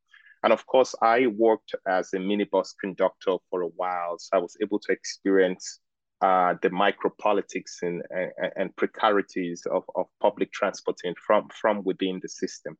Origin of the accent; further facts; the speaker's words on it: Lagos, Nigeria; well, I am Nigerian and I grew up in Lagos. So I, in many ways, embody the rhythms of Lagos life.